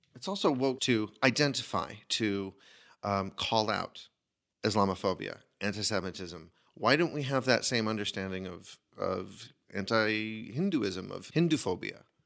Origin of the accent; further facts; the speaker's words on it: United States; what I carry with me as an American